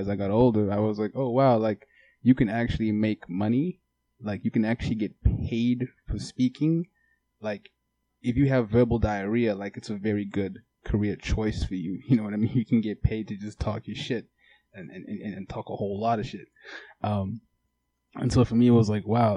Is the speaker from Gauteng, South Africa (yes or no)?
no; Durban, KwaZulu-Natal, South Africa; moved away as an adult; now in Los Angeles, United States; I was born in Durban, South Africa